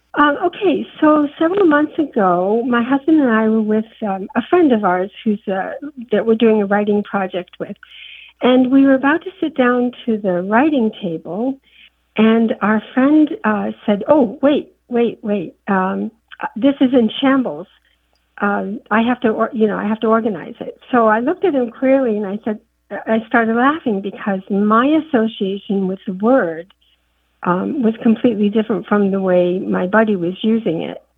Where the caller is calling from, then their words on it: Bradford, Vermont, United States; I'm calling from Bradford, Vermont